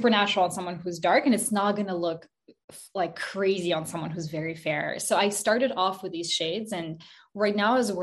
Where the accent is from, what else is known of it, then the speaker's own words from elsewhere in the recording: Montreal, Quebec, Canada; also born or lived in Kazakhstan; I moved to Montreal, Canada when I was 5 years old with my mom. We moved from Kazakhstan. And I grew up